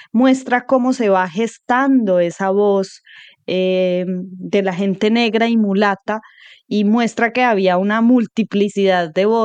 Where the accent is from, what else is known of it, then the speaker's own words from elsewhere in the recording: Colombia; historias muy fundamentales de lo que hemos sido como colombianos y, y cómo hemos integrado, nos hemos integrado, y cómo nos relacionamos con nuestro componente afro